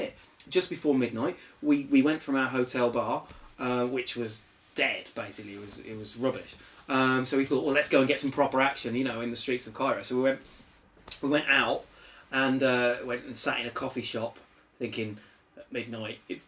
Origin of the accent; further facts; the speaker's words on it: United Kingdom; I'm British